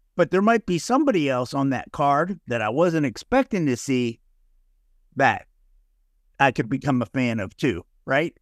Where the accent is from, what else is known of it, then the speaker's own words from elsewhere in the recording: North Texas, United States; I'm from North Texas